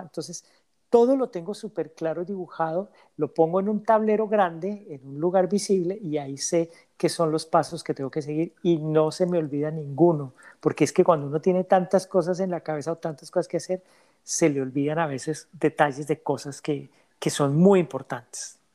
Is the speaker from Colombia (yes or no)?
yes; Colombia; now in Canada; Colombia, que es mi país de origen